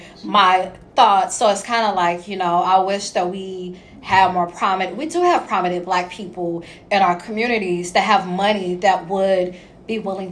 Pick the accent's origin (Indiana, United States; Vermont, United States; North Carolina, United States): Indiana, United States; Indianapolis; I'm from Indy.